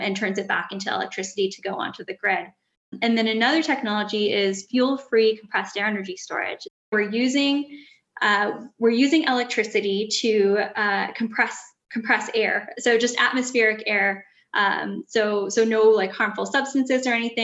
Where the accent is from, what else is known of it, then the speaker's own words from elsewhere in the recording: Edmonton, Alberta, Canada; I grew up in Edmonton, Alberta, so I'd always sort of been in cities